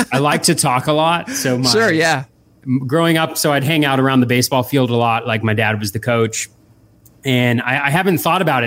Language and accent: English; Davis, California, United States; moved away as an adult; also born or lived in Boston, Massachusetts; I grew up in California, in Davis, California, in Northern California. All 18 years there